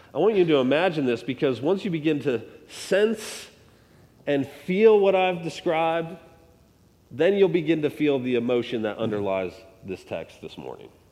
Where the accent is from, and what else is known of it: United States